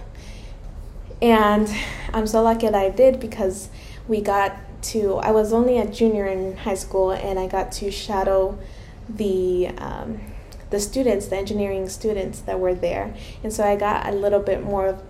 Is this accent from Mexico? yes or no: yes; Mexico; moved away; I am Hispanic. I was born in Mexico